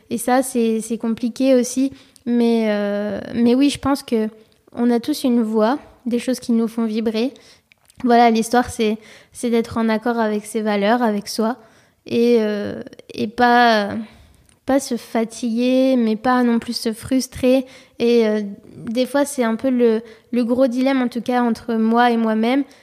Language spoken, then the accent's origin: French; Marseille, Provence-Alpes-Côte d'Azur, France; born there; moved away; Donc, je suis née à Marseille et après, j'ai vécu ailleurs, donc à l'étranger.